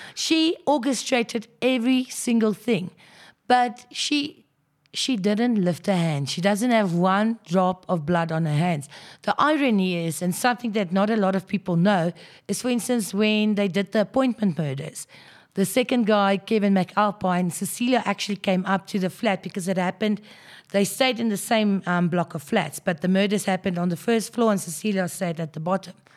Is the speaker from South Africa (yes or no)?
yes; Krugersdorp, Gauteng, South Africa; born and bred in Krugersdorp, so basically went to school there